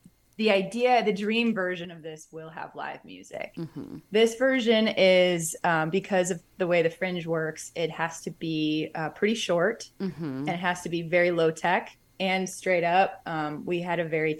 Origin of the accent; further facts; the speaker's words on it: outside Milwaukee, Wisconsin, United States; now in Chicago, United States; I grew up outside Milwaukee